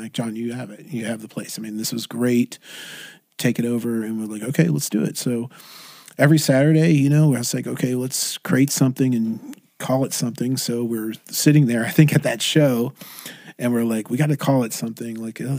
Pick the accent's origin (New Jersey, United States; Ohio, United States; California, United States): California, United States; Irvine; you know, I'm from Irvine. You know, I live in Irvine